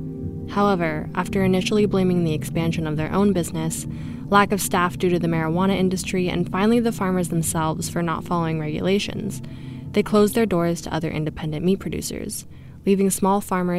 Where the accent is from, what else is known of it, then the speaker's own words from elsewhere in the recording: Petaluma, California, United States; As a child growing up in Petaluma, California